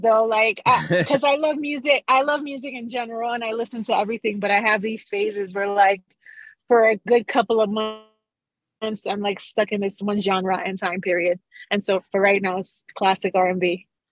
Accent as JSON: {"language": "English", "town": "Carolina", "country": "Puerto Rico", "tie": "born or raised there", "also_born_or_lived": "Bronx, New York / New York", "moved": "yes", "lives_now": "New Mexico, United States", "said": "growing up in Carolina, Puerto Rico, when reggaeton was just being formed"}